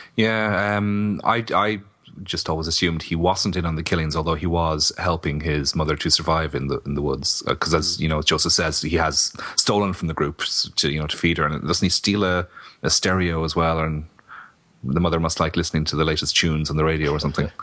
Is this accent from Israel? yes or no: no; Kilkenny, Leinster, Ireland; my hometown of Kilkenny